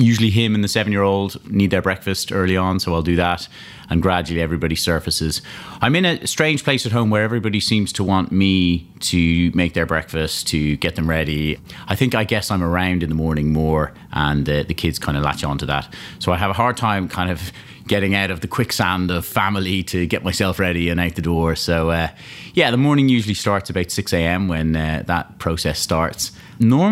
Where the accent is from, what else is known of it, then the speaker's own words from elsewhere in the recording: Malahide, Leinster, Ireland; moved away; I grew up in Dublin, a place called Malahide, just north of Dublin there